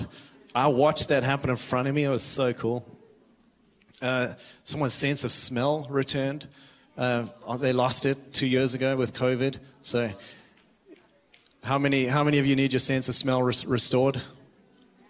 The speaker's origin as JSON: {"language": "English", "country": "South Africa", "moved": "as an adult", "lives_now": "Redding, United States", "said": "I am from South Africa, and I moved out here 9 years ago. I moved to Redding, California"}